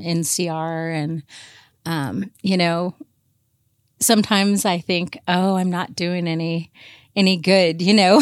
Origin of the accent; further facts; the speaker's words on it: Portland, Oregon, United States; I grew up mainly here in, in the Portland area